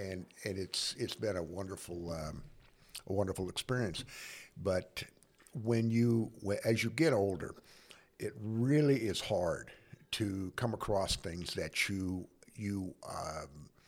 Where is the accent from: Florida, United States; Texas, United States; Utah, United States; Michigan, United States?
Utah, United States; Cedar City; I'm from Cedar City, Utah, Southern Utah.